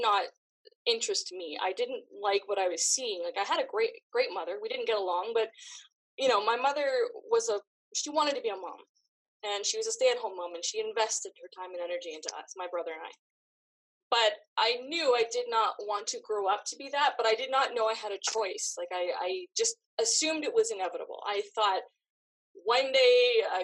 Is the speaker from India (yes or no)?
no; Canada; I grew up in Canada, where we're free to do whatever we want.